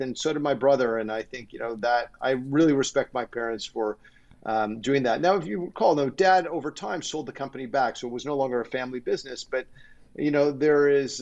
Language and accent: English; Toronto, Ontario, Canada; also born or lived in Chicago / New York City; i grew up in goddamn forest hill